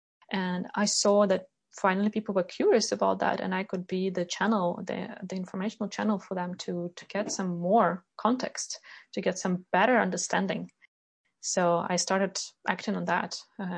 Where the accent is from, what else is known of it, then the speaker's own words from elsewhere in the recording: Ukraine; now in Sweden; Because colleagues were coming to me, those who knew that I'm from Ukraine, they were coming to me like, hey, …, what's going on?